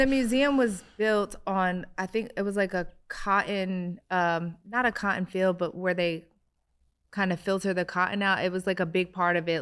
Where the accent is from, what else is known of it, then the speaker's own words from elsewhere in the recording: Philadelphia, Pennsylvania, United States; I grew up in Philly